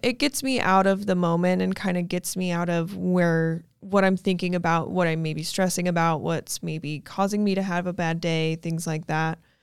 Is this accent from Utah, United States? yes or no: yes; Logan, Utah, United States; moved away as an adult; now in Arizona, United States; I was born in a little town called Logan, Utah